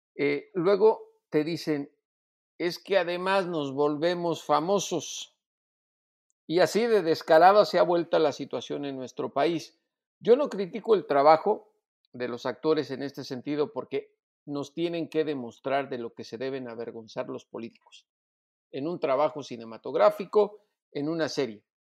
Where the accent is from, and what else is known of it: Mexico